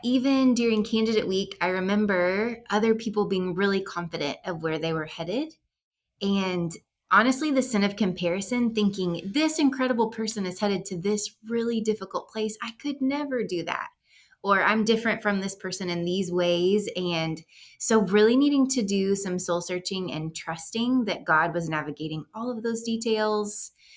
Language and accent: English; Texas, United States; moved away as an adult; also born or lived in Chad; We are from Texas. We're from the South, like, know all about Southern hospitality